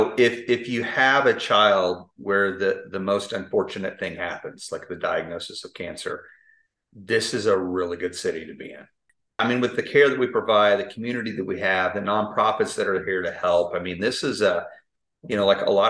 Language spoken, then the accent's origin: English; Tulsa, Oklahoma, United States; now in Oklahoma City, United States; I grew up in Tulsa, live in Oklahoma City now.